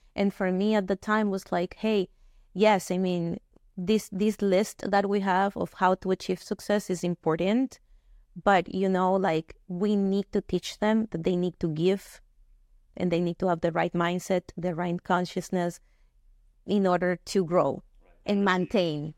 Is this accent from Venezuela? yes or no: yes; Venezuela; moved away as an adult; now in United States; I grew up in Venezuela, born and raised there, uh, moved here to the US uh, 12 years ago uh, after graduating college